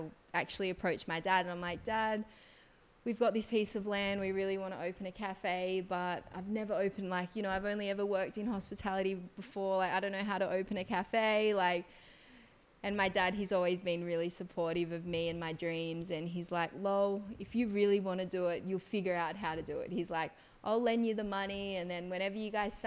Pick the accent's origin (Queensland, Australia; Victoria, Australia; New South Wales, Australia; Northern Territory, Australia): New South Wales, Australia; Gerringong; moved away as an adult; now in Bali, Indonesia; I'm actually from a small little town in New South Wales, Australia. It's called Gerringong, a couple of hours south of Sydney. My mother's Balinese, my dad's Australian. I grew up, did all of my school throughout Australia, but moved to Bali about 10 years ago.